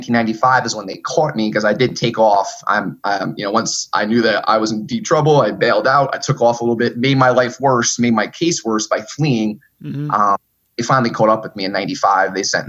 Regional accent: New York City, New York, United States; also born or lived in Germany; Apparently I came from Germany, which I just found out about a year ago. But when mom left me at this orphanage, it was mostly Haitian Americans in the middle of Brooklyn, New York.

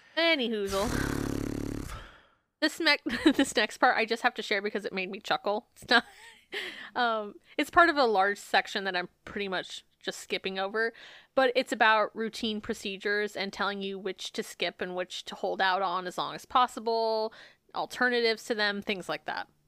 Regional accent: Phoenix, Arizona, United States; also born or lived in Peoria; my dad was a bishop from the time I was born until we moved from Phoenix to Peoria

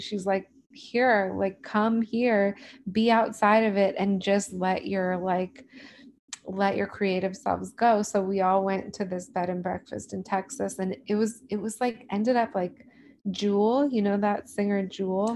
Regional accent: Los Angeles, California, United States; I'm from

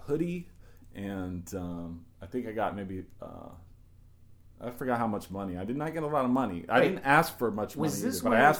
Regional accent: Virginia, United States; moved away as an adult; also born or lived in Arcata, California; now in New York, United States; I grew up in Virginia, so a lot of people down there have pickup trucks.

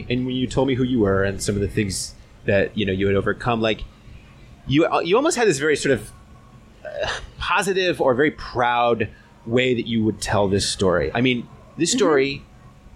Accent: United States; being an American

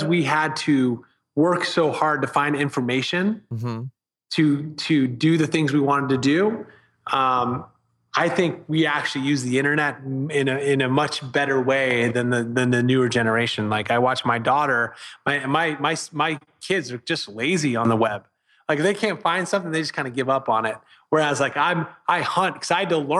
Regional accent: Vienna, Virginia, United States; moved away; Vienna, Virginia, northern, right outside of DC

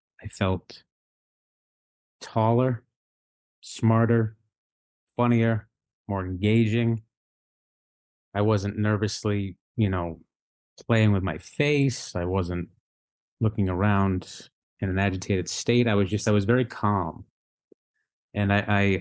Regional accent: just south of Boston, Massachusetts, United States; I grew up just south of Boston

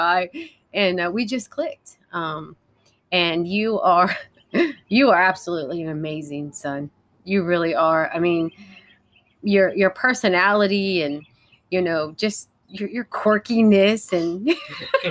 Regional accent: Columbus, Ohio, United States; I grew up in Columbus, Ohio, in a very godly Christian home.

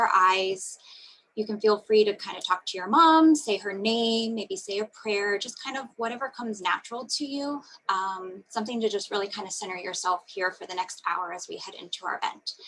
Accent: Florida, United States; now in Atlanta, United States; I live in Atlanta, Georgia, but I am from Florida

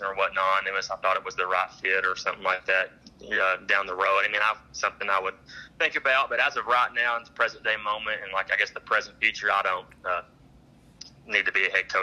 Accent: Ringling, Oklahoma, United States; growing up in Ringling

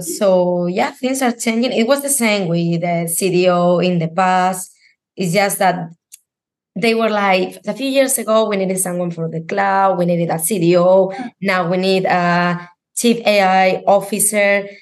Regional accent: Spain; I'm from Spain

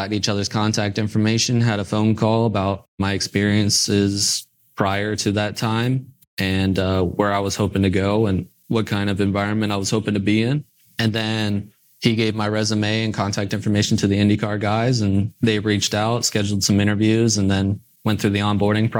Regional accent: Indiana, United States; growing up in Indiana

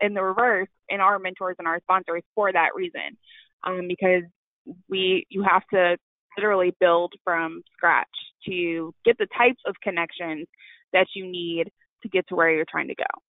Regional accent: Louisville, Kentucky, United States; I am originally from Louisville, Kentucky

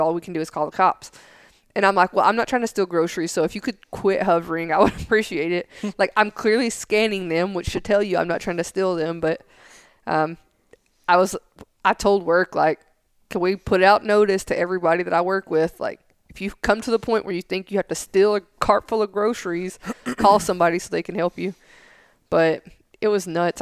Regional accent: Tennessee, United States; now in San Angelo, United States; I grew up in Tennessee

